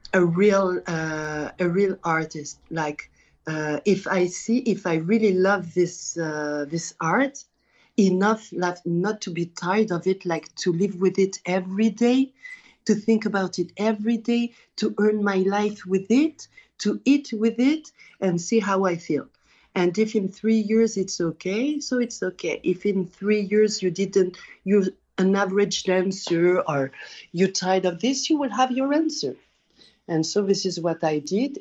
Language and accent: English; France; also born or lived in Paris; I was born in France, but we always travel to Tunisia because we have all our family there each year